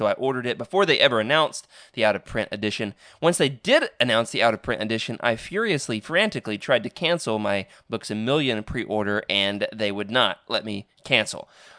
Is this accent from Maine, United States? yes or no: no; Arkansas, United States; I am going back to my hometown, so I could always, hang out in the storage unit in the 100-degree Arkansas heat looking for these things.